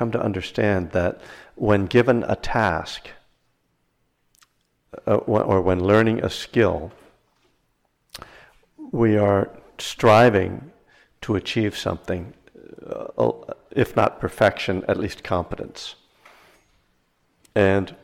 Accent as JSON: {"language": "English", "region": "East Coast", "country": "United States", "moved": "yes", "lives_now": "Berkeley, United States", "said": "I'm from the East Coast originally. I live in Northern California in Berkeley"}